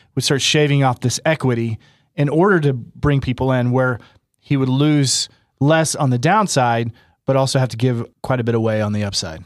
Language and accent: English; Oklahoma, United States; I'm from Oklahoma. This is kind of a way of life for a lot of us here